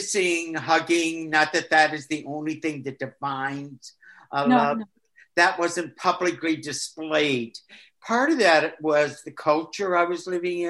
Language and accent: English; Michigan, United States; also born or lived in Maine; now in Florida, United States; Started in Michigan, then Maine, and now Florida. Yes. Yeah. But most of my schooling and that was in Michigan